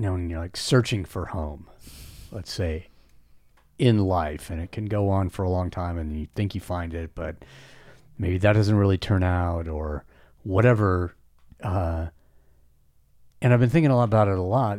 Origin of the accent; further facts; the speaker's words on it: the West, United States; I was born and raised in the West